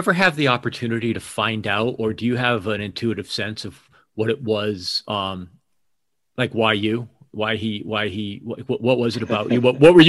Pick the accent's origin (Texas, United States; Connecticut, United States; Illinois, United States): Connecticut, United States; I came from Connecticut and I was familiar with New York and I had friends who'd gone before me